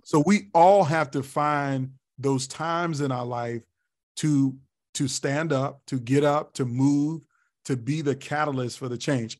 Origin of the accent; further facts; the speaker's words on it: Tidewater, Virginia, United States; now in Columbia, South Carolina, United States; a hip hop kid growing up in Virginia